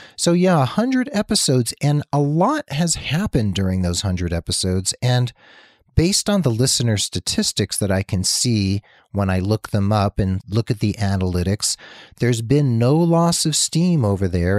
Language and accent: English; New Jersey, United States; moved away; also born or lived in Massachusetts; New Jersey, my home state, Massachusetts, my adopted home state